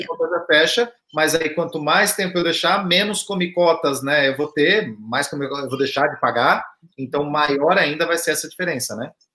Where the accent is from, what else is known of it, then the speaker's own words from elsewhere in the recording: southern Santa Catarina, Brazil; eu sou lá do sul de Santa Catarina